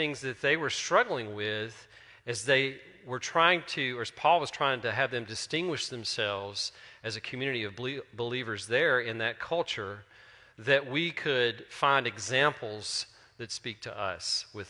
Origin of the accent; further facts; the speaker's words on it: Terry, Mississippi, United States; I'm from Terry.